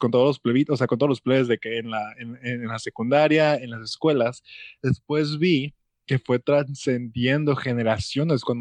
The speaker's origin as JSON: {"language": "Spanish", "country": "Mexico", "said": "Como cuando quieres imitar algo, como México, que somos copia directa de Estados Unidos, que siempre queremos copiar todos los tipos de formatos."}